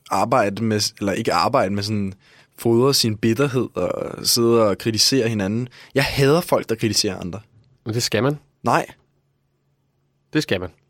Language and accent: Danish; Denmark; Vi er begge to fra Danmark, er vi ikke?